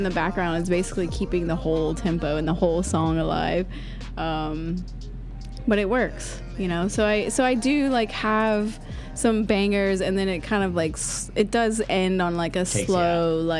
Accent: Georgia, United States; Because I grew up in the South and I've had grits like a million times. I've had like my auntie's grits, my grandma's, like everybody makes grits in the South

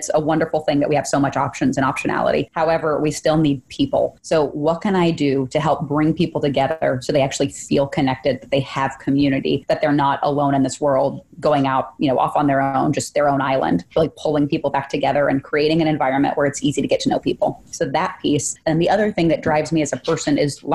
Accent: Oklahoma, United States; also born or lived in Austin, Texas; I was born in Austin and then moved to Oklahoma in third grade and stayed there all the way through college

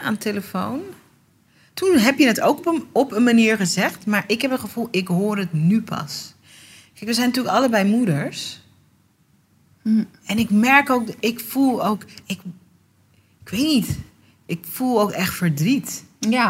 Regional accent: Netherlands; ik ben geboren getogen in Nederland

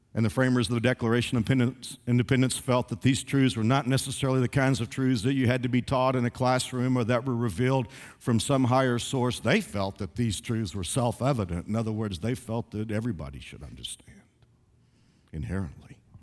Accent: the South, United States; I'm a Southerner.

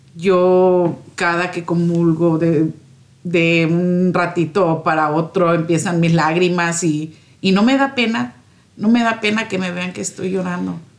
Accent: Morelos, Mexico; moved away as an adult; also born or lived in Minneapolis; now in Schuyler, United States; Soy de Morelos, México

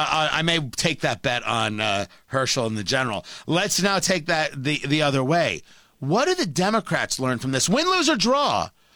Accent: New Jersey, United States; I grew up in Jersey.

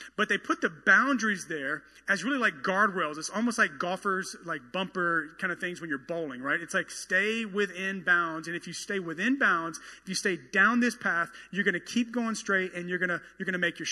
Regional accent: the South, United States; I am from the South

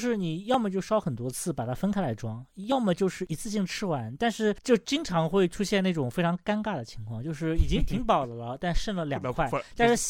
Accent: China; 然后我们中国人。一开始不太会做，不太会处理

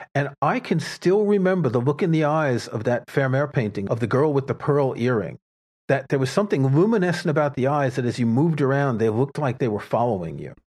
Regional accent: New York City, New York, United States; I grew up in New York City

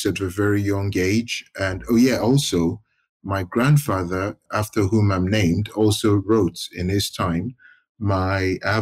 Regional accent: Ibadan, Oyo, Nigeria; moved away as an adult; also born or lived in Lagos; now in London, United Kingdom; I grew up in Ibadan, did my university, my primary school, my secondary school, my university.

